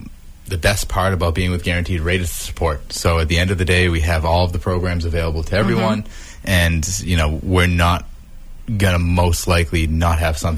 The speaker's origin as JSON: {"language": "English", "town": "Marshfield", "region": "Massachusetts", "country": "United States", "tie": "born or raised there"}